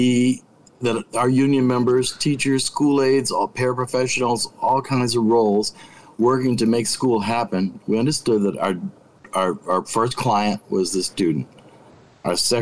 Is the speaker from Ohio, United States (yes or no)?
no; Chicago, Illinois, United States; we're black people from the South Side.